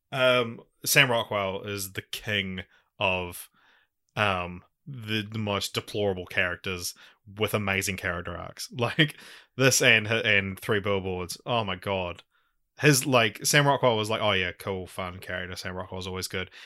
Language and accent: English; New Zealand; accent: Kiwi; my Kiwi accent